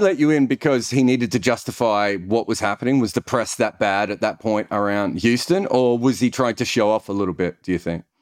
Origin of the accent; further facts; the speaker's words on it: Australia; I'm Australian